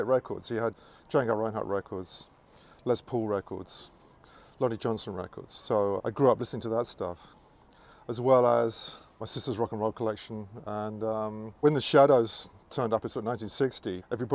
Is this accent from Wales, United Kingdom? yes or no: no; London, United Kingdom; Growing up in London was fantastic because you had so much music there